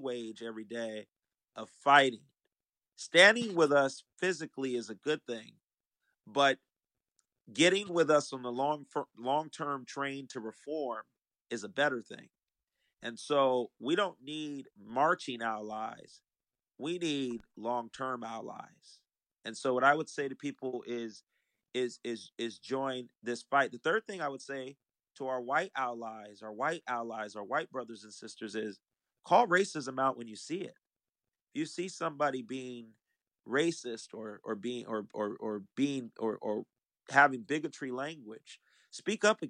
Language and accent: English; San Diego, California, United States; I was born at Mercy Hospital in Hillcrest.